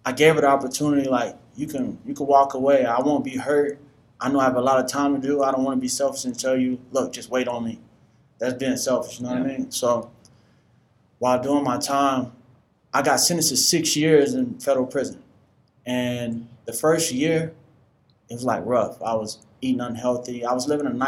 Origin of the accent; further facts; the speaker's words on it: Northwest Florida, United States; also born or lived in Washington, D.C.; I was born in Washington, D.C., and unfortunately, my mom died when I was one, and I relocated to Northwest Florida with my great aunt